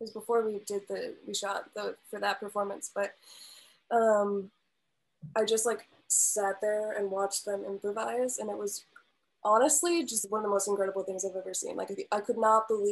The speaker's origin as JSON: {"language": "English", "town": "Milwaukee", "region": "Wisconsin", "country": "United States", "tie": "born or raised there", "moved": "as an adult", "lives_now": "Chicago, United States", "said": "growing up in the Milwaukee area and living in Milwaukee for the past, you know, 4 or 5 years"}